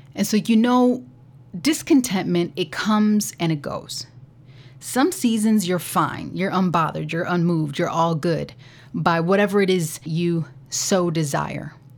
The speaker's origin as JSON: {"language": "English", "country": "United States", "said": "Speaking as an American"}